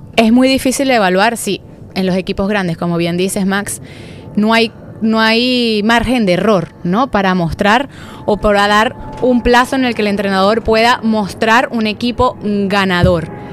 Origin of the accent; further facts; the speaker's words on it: Venezuela; como venezolana